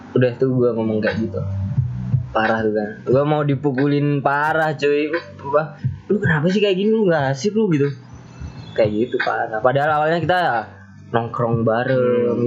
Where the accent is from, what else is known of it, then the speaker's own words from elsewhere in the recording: Java, Indonesia; aku ya wong Jawa rek